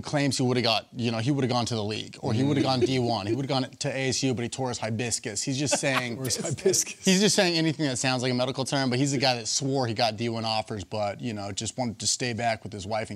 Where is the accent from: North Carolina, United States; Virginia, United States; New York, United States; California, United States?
California, United States; Los Angeles; You know, I'm from Los Angeles.